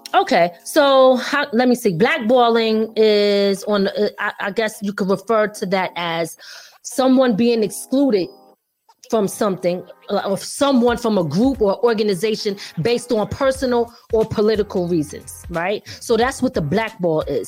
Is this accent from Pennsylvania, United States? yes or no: yes; Philadelphia, Pennsylvania, United States; also born or lived in 845 area code (Hudson Valley, New York); now in Hudson Valley, New York, United States; I'm originally from Philly, okay? West Philly, born and raised